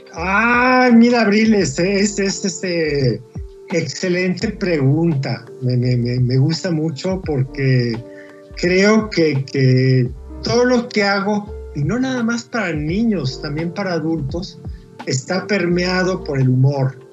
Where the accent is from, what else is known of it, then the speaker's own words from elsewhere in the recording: Mexico; A mí me eligieron como autor mexicano